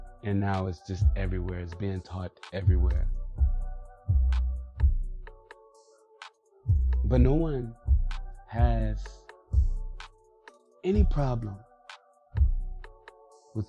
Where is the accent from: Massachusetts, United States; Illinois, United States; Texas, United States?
Illinois, United States; Chicago; I grew up in Chicago, inner city.